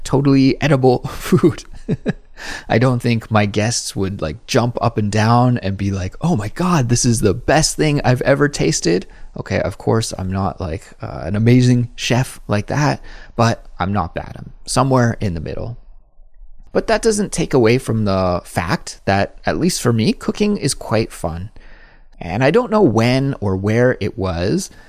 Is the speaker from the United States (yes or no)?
no; Kelowna, British Columbia, Canada; moved away as an adult; now in South Korea; my hometown is Kelowna, that is in Western Canada, and I grew up eating pierogies